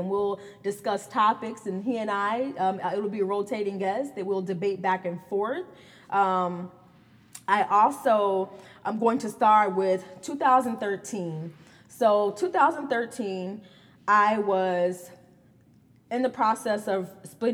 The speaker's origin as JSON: {"language": "English", "town": "Gary", "region": "Indiana", "country": "United States", "tie": "born or raised there", "said": "I am from Gary, Indiana, born and raised."}